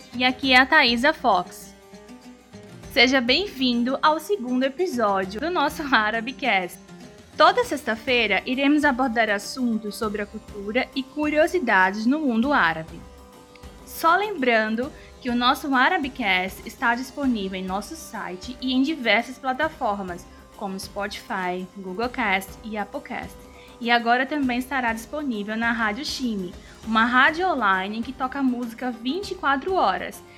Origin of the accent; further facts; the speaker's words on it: Recife, Pernambuco, Brazil; Sou de Recife, Recife em Pernambuco